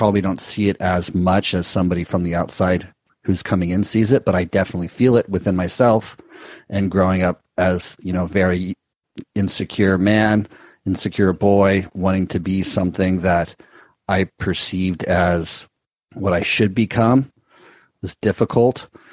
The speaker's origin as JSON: {"language": "English", "region": "Southern California", "country": "United States", "tie": "born or raised there", "said": "growing up in Southern California, being around and so close to Hollywood"}